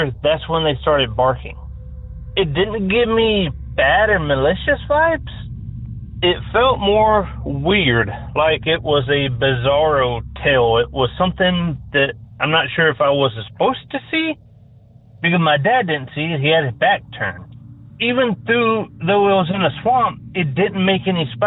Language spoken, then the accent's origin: English; Tennessee, United States; now in California, United States; I'm originally from Tennessee